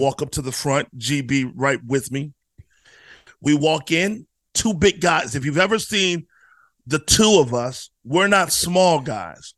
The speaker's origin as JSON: {"language": "English", "region": "Virginia", "country": "United States", "said": "I'm from Virginia"}